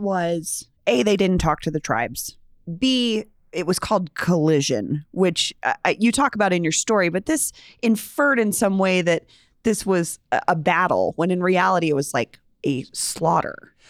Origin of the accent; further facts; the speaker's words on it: Colorado, United States; growing up in Colorado